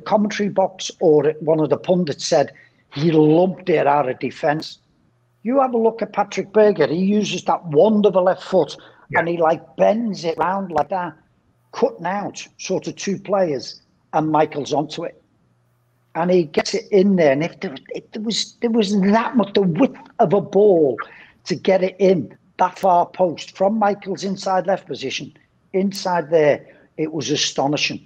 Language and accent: English; England, United Kingdom; as an Englishman